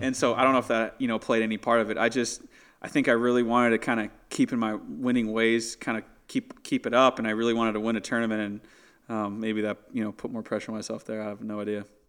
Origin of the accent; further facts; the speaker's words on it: San Diego, California, United States; I'm from San Diego